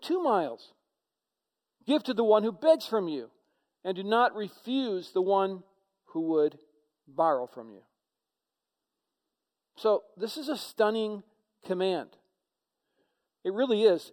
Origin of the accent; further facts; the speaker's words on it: United States; as Americans